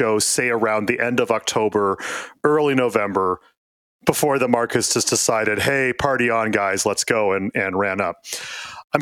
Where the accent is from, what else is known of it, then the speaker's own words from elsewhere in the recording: Canada; I'm a Canadian.